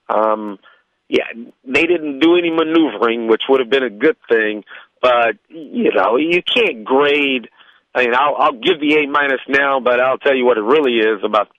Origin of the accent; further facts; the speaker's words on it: Houston, Texas, United States; also born or lived in Boston; I'm from Houston, born and raised